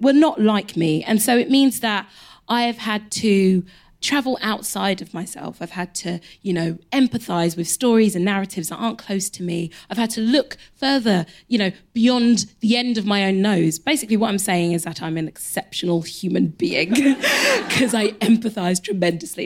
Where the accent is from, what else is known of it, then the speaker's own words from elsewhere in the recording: London, United Kingdom; I grew up in Elephant Castle